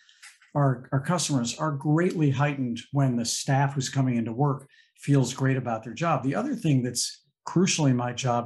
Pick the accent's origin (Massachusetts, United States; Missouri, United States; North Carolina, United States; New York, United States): Missouri, United States; St. Louis; growing up in St. Louis